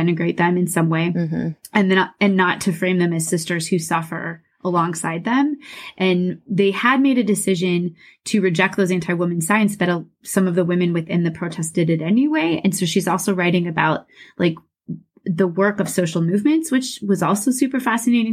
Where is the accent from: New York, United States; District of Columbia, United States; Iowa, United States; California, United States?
Iowa, United States; Des Moines; Mandy and I grew up in Des Moines, Iowa. That's where I currently live